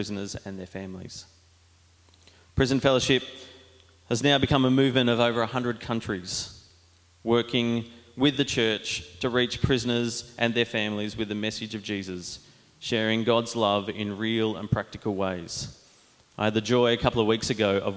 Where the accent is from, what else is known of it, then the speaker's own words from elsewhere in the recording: Diamond Creek, Victoria, Australia; I grew up in Diamond Creek with Jono going to Anglican Church